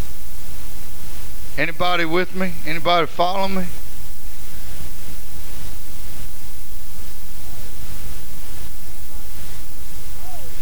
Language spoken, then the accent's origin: English; Hutchinson, Kansas, United States